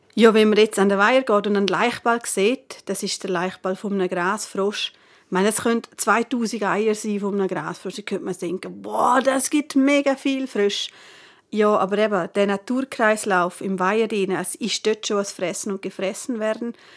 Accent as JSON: {"language": "German", "region": "Northern Graubünden", "country": "Switzerland", "said": "bei uns im Nordbünden"}